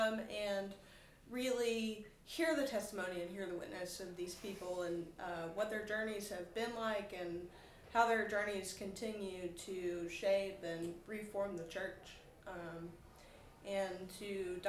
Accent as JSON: {"language": "English", "region": "Arkansas", "country": "United States", "tie": "born or raised there", "moved": "yes", "lives_now": "Utah, United States", "said": "I grew up in Arkansas, and I now live in Utah, but I will be moving to Atlanta very soon"}